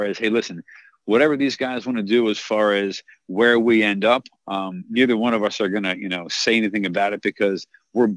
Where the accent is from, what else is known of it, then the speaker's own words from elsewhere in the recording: Baltimore, Maryland, United States; moved away; I'm a Calvert Hall Cardinal. That's where I went to high school. That's my high school mascot.